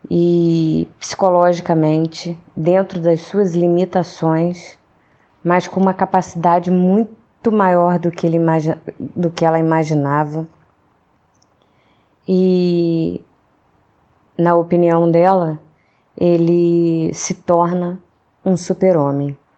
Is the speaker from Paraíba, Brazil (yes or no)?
no; Rio de Janeiro, Brazil; eu sou do Rio